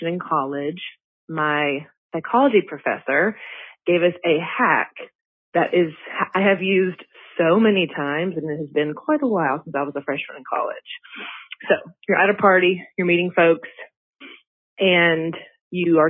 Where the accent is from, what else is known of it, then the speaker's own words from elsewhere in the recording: Mississippi, United States; I'm from Mississippi